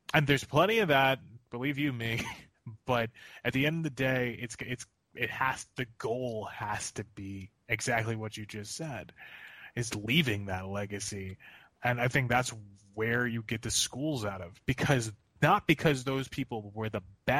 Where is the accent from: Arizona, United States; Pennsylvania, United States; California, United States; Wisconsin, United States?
Pennsylvania, United States; Philadelphia; as a Philadelphian